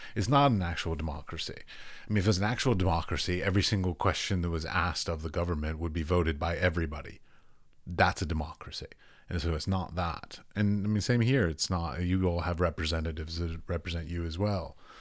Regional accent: United States; as an American

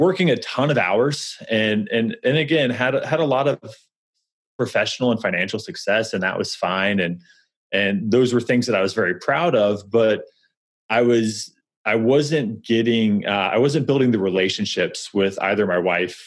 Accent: Missouri, United States; moved away as an adult; also born or lived in New York; now in St. Louis, United States; We're originally from Missouri.

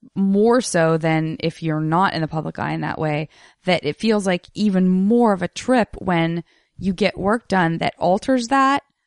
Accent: Tucson, Arizona, United States; I grew up in Tucson

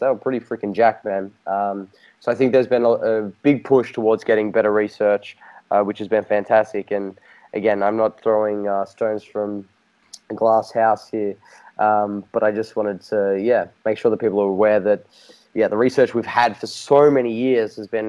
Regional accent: Australia; accent: Australian; my Australian accent

